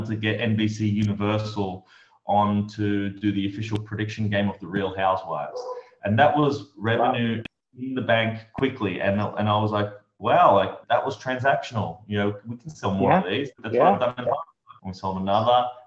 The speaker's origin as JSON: {"language": "English", "country": "Australia", "also_born_or_lived": "New York", "moved": "as an adult", "said": "I'm from Australia, and at 23 years old, I just boarded a one-way ticket to New York"}